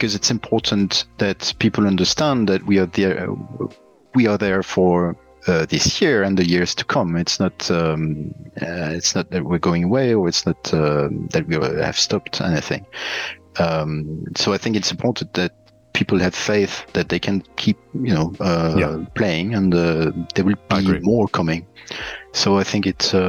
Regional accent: Liège, Wallonia, Belgium; now in Sweden; Originally, I come from Belgium, and my hometown is Liège

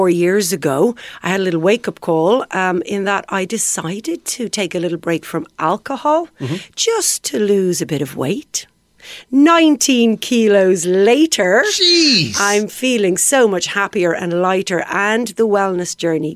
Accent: Ireland; I'm Irish.

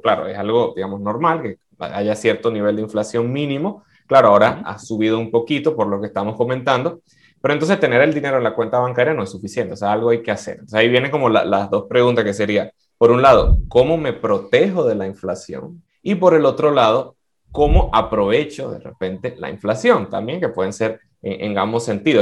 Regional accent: Venezuela; yo como economista y como venezolano

